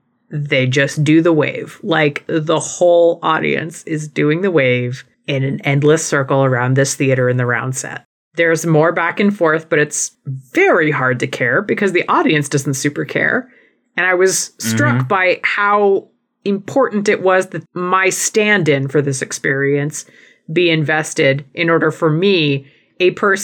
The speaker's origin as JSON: {"language": "English", "region": "Southwest", "country": "United States", "said": "We're both from the Southwest, so we do live in iced tea country."}